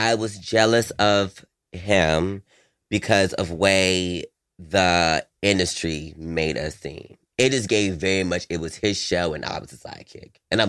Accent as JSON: {"language": "English", "town": "Raleigh", "region": "North Carolina", "country": "United States"}